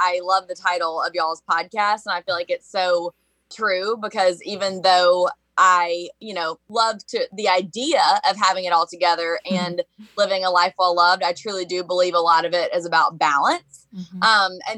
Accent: Birmingham, Alabama, United States; you will hear me say y'all a lot because I'm from Birmingham, Alabama

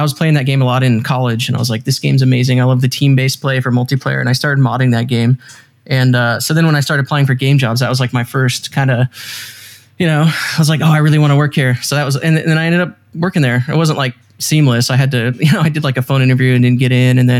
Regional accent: Oregon, United States; moved away as an adult; also born or lived in Los Angeles; now in San Diego, United States; I grew up in Oregon originally.

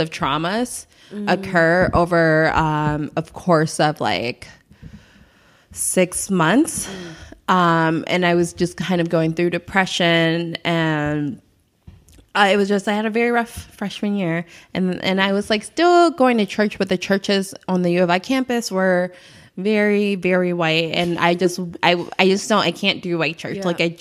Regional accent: Chicago, Illinois, United States; I'm from the South Side of Chicago

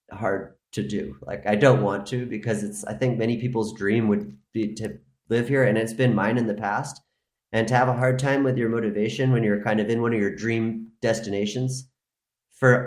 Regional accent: Maine, United States; moved away as an adult; now in Spain; I'm from Maine

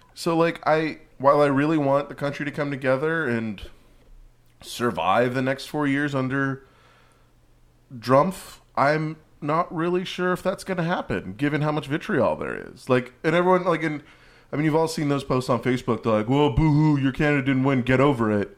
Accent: California, United States; as a Californian

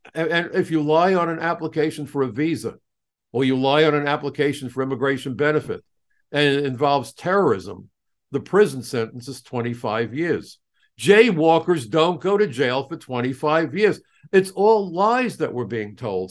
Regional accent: New York City, New York, United States; it was my hometown

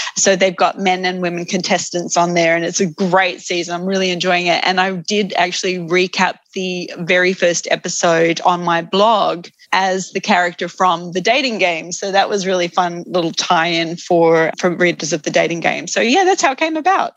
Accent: Australia; also born or lived in United Kingdom / United States / Sydney, Australia; I'm an Australian

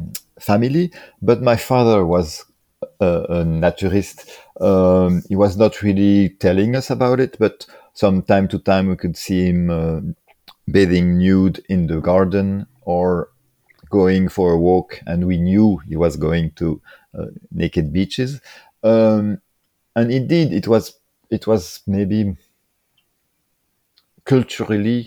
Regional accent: France; English is a second language; moved away as an adult; also born or lived in Paris; now in Brussels, Belgium; I grew up in France, and it was also in the 70s

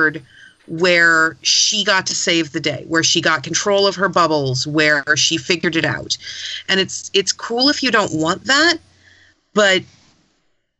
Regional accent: California, United States; as a Californian

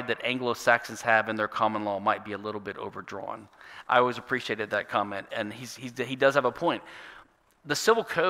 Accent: Louisiana, United States; my home state, Louisiana

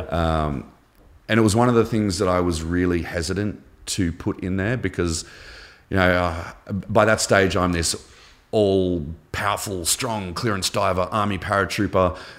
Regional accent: Canberra, Australian Capital Territory, Australia; also born or lived in Melbourne, Victoria; we moved to Canberra. uh, capital of Australia when I was ten. We moved from Melbourne

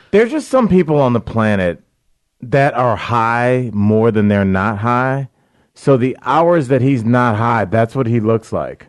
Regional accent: Cleveland Heights, Ohio, United States; moved away; also born or lived in Beachwood, Ohio; Cleveland Heights and then Beechwood.

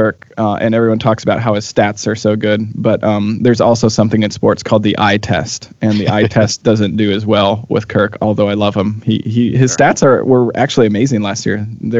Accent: Minnesota, United States; also born or lived in Portland; now in Kansas City, United States; I grew up in Minnesota

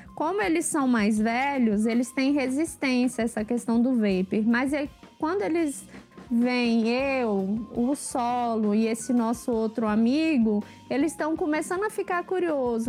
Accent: Brasília, Federal District, Brazil; sou de Brasília

